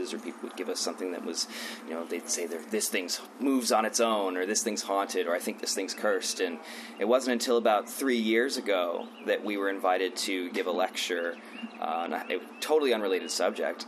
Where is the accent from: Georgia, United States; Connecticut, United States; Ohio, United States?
Ohio, United States; Cincinnati; My wife, Dana, and I are from Cincinnati, Ohio